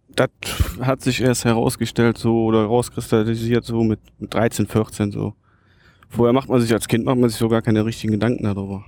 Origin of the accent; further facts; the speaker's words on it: Lieberg, Germany; Also ich bin ja in Lieberg aufgewachsen bei meinem Opa.